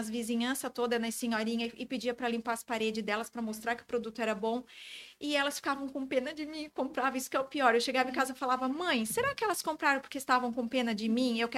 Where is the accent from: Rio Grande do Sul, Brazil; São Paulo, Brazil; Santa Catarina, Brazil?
Santa Catarina, Brazil; Florianópolis; Eu sou de Floripa.